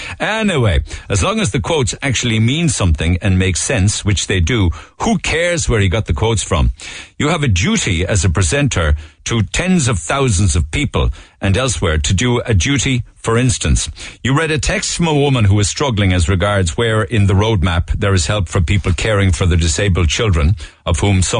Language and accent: English; Carlow, Leinster, Ireland; I'm from Carlow, so thus, I don't have the option to stay at home.